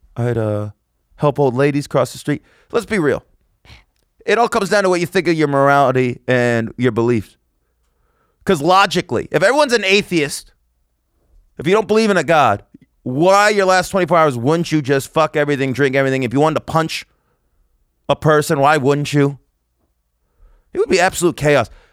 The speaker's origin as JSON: {"language": "English", "town": "Las Vegas", "region": "Nevada", "country": "United States", "tie": "born or raised there", "said": "my hometown of Las Vegas"}